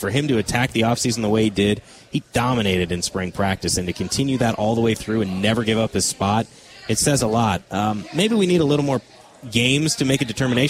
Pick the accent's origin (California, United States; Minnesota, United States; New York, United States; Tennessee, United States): Minnesota, United States; born there; That's because I'm not originally from Wisconsin.